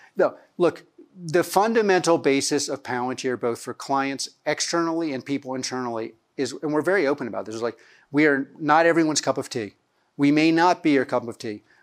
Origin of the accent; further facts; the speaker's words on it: suburbs of Philadelphia, Pennsylvania, United States; also born or lived in New York; I was born in New York. I grew up in the suburbs of Philadelphia